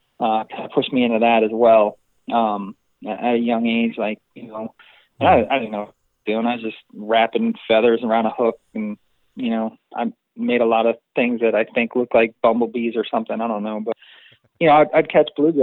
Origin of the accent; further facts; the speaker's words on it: East Coast, United States; also born or lived in New Jersey; now in Canal Winchester, United States; I grew up on the East Coast, New York and New Jersey